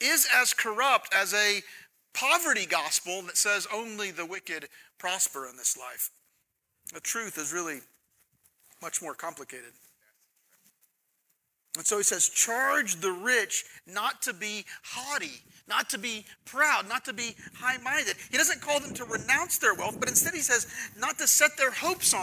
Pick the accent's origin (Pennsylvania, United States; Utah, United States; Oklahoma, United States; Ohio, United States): Oklahoma, United States; now in Texas, United States; I'm from Oklahoma